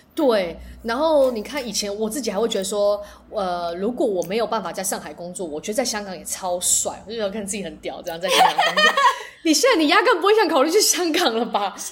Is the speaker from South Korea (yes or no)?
no; Taiwan; moved away; also born or lived in Mainland China; 我刚好搬回，搬回来台湾